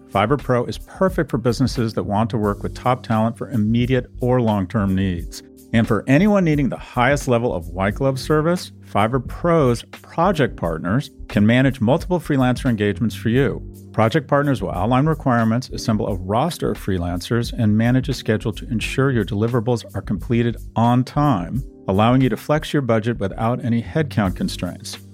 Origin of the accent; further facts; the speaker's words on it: Los Angeles, California, United States; I grew up in Westwood